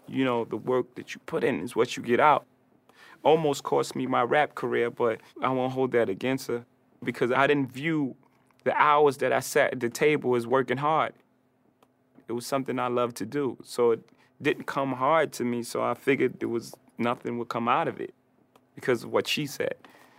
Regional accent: Brooklyn, New York, United States; I'm a kid from Marcy Projects from Brooklyn, so it made me exactly who I am.

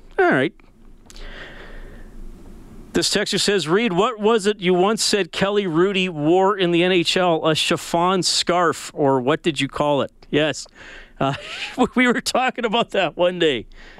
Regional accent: Evansburg, Alberta, Canada; Hey, here's one that takes me back to my summers growing up in Evansburg.

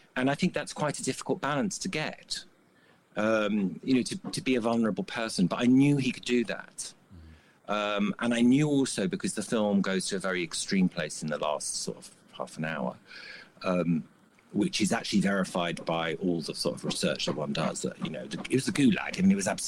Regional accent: United Kingdom; as a Brit

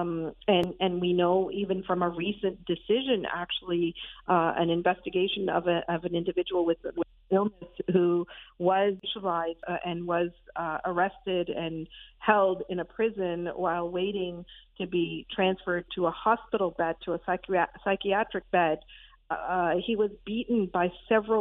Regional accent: Pakistan; now in Canada; I'm South Asian, I'm Pakistani, I was born there

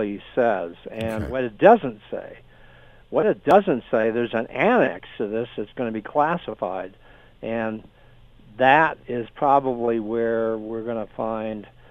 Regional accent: San Diego, California, United States; I grew up in San Diego, California.

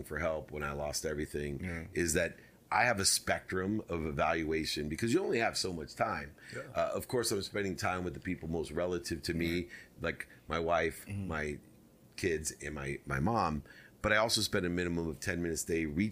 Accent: Akron, Ohio, United States; moved away; the projects where I was born in Akron, Ohio

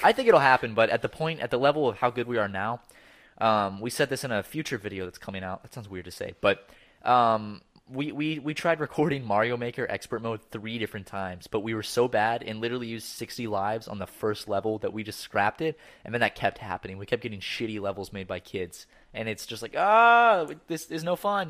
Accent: Charleston, United States; born or raised there; moved away

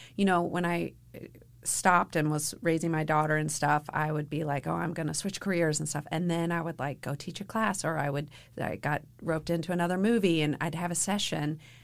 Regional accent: Louisville, Kentucky, United States; moved away; I was raised in Louisville

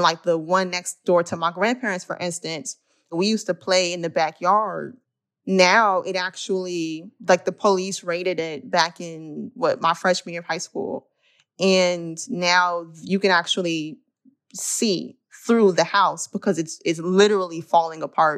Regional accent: Illinois, United States; Me and my family, we moved around a lot throughout Cook County coming up, largely due to issues of housing insecurity.

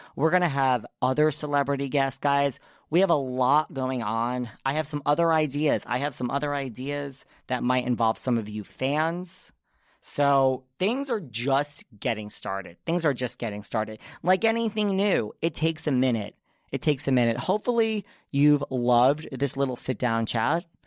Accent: New York, United States; I'm such a New Yorker

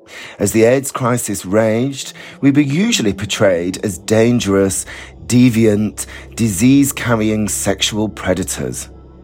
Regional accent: Bolton, North West England, United Kingdom; moved away as an adult; now in London, United Kingdom; I grew up in Bolton in the 1980s

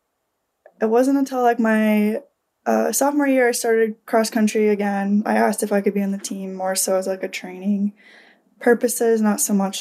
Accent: Marquette, Michigan, United States; in my hometown, Northern Michigan University

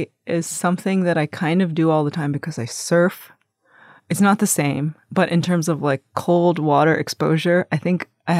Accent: Long Island, New York, United States; my brother and I are the first generation of our family to be born in America. And when we grew up primarily in Long Island, it was very white.

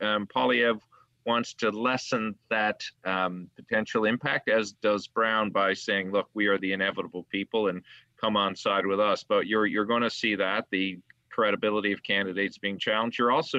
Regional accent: Newfoundland and Labrador, Canada; Alan, I'm from Newfoundland, and I don't even eat fish.

